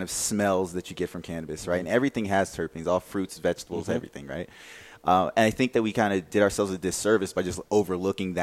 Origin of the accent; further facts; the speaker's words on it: Oxford, North Carolina, United States; moved away; I grew up in North Carolina, a small town called Oxford